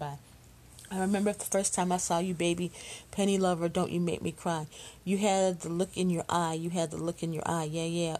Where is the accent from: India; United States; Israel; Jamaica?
United States; Chicago, Illinois; I'm just a Chicago girl. So I grew up in Chicago